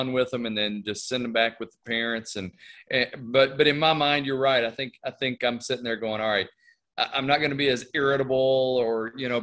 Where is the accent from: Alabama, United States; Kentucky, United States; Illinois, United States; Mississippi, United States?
Kentucky, United States; Richmond; I was born in Richmond, Kentucky. Spent a little bit of time in Eastern Kentucky where my parents are from. And then we came back to Richmond, Kentucky when I was in second grade and went to Madison Central there, graduated